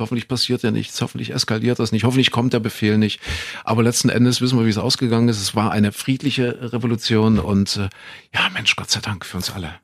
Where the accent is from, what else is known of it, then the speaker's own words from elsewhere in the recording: East Germany, Germany; ich bin im Osten aufgewachsen